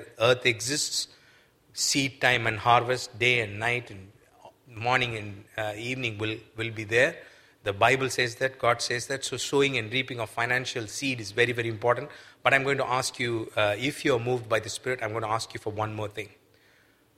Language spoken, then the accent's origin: English; Chennai, Tamil Nadu, India; I'm from Chennai, the place that you just saw